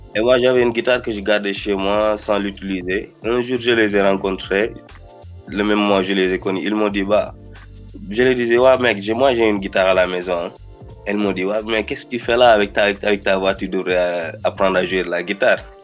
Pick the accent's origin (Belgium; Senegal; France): Senegal; Rufisque, Dakar; first language Wolof; French is a second language; je suis, un simple gosse de Rifusque, Dakar